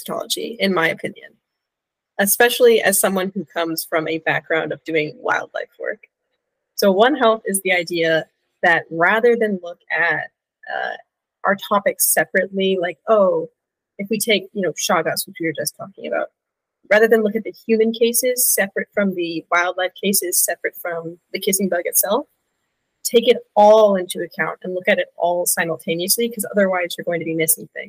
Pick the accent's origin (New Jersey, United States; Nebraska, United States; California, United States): California, United States; moved away; I'm originally from California.